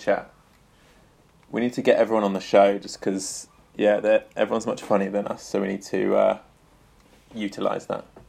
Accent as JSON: {"language": "English", "region": "England", "country": "United Kingdom", "moved": "yes", "lives_now": "Tokyo, Japan", "said": "I'm an English guy that lives in Tokyo."}